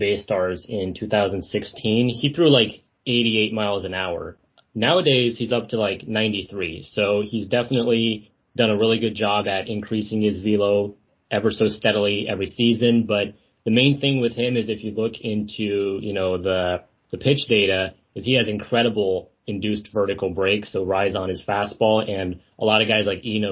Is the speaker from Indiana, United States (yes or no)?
no; Las Vegas, Nevada, United States; I'm from Las Vegas personally, but my family on the American side is from San Francisco Bay Area